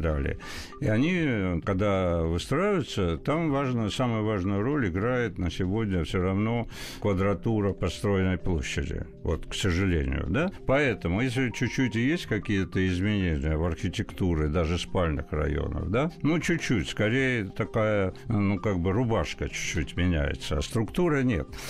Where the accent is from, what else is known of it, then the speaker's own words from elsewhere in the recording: Tbilisi, Georgia; now in Russia; Я вы, э, вырос в период в Тбилиси, когда это был мощный интернациональный, культурный, образованный mm-hmm. город